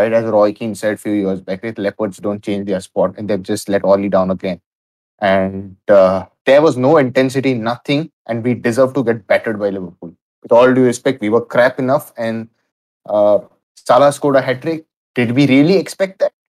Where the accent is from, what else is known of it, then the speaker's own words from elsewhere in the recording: India; Being an Indian